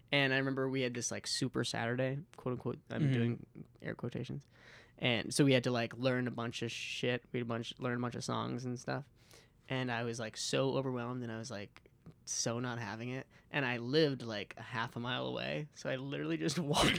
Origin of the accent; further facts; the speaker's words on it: Hingham, Massachusetts, United States; also born or lived in Chicago; I'm from Hingham.